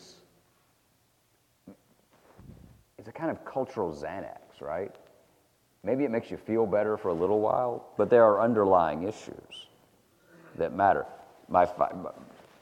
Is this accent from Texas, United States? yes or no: no; Chattanooga, Tennessee, United States; I grew up on Missionary Ridge